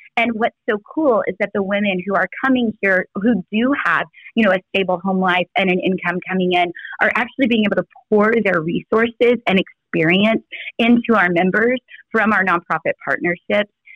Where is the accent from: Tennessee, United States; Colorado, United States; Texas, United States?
Texas, United States; I'm from Texas